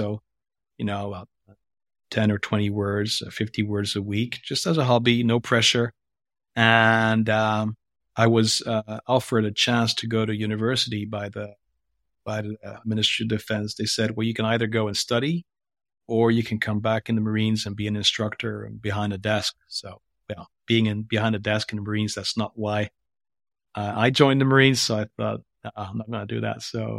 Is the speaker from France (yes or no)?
yes; France; first language French; English is a second language; because I'm a French. My mother tongue is French, actually.